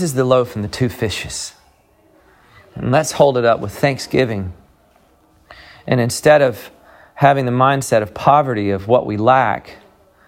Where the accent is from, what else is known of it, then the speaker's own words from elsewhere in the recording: the South, United States; I come from the South